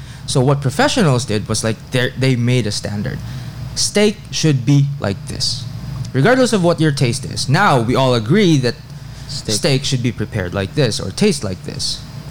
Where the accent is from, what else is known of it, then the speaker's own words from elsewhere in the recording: Philippines; Yeah, I'm very Filipino